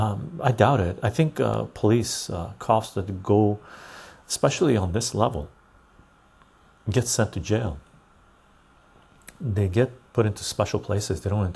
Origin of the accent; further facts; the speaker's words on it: Canada; also born or lived in Vancouver; now in Victoria, Canada; for me as a Canadian, Canada is the best place to be.